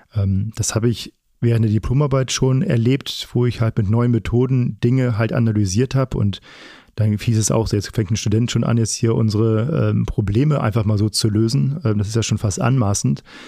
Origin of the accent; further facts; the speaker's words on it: Flensburg, Schleswig-Holstein, Germany; now in Paderborn, Germany; komme ja selber aus Norddeutschland, ähm, gebürtiger Flensburger